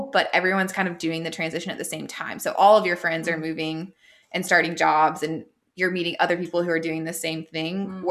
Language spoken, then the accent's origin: English; Florida, United States; moved away as an adult; now in Charlotte, United States; had moved back to my hometown